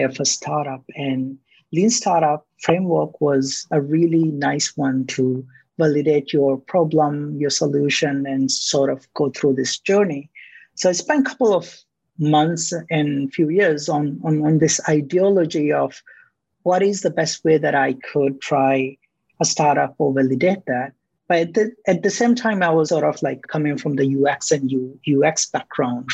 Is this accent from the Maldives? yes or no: yes; Malé, Maldives; moved away as an adult; now in Malaysia; growing up in the islands and living in the capital city of the Maldives